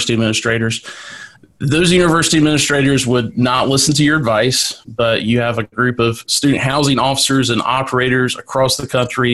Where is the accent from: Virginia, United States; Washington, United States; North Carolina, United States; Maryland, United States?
North Carolina, United States; UNC Wilmington, in my home state